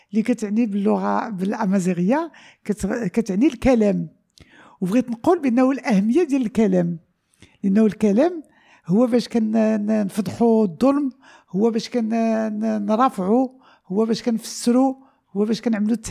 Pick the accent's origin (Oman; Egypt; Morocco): Morocco; Casablanca, Casablanca-Settat; also born or lived in El Jadida / Rabat; انا كذلك خلقت في جديده كبرت في الدار البيضاء والدار البيضاء عندي ليها واحد المحبه كبيره وجديده كذلك معلوم آه، عشت بعد سنوات في الرباط